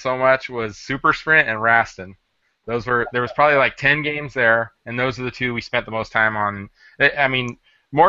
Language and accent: English; Burbank, California, United States; I was born in Southern California in Burbank, kind of near the NBC studios